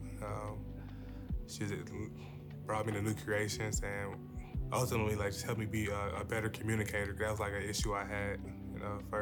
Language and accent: English; Kansas City, Kansas, United States; I grew up in Kansas City, Kansas